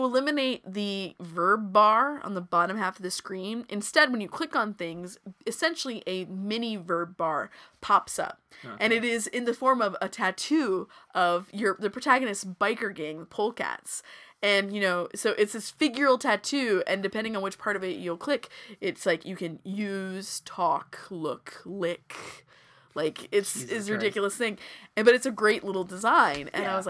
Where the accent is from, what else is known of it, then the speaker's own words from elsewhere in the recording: Texas, United States; I am a Texan. I say this as a Texan.